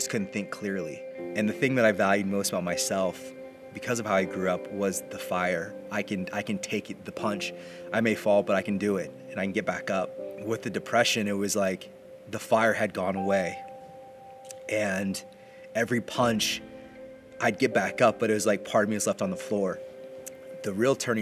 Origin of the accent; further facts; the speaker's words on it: Indiana, United States; from a small farm town just west of Indianapolis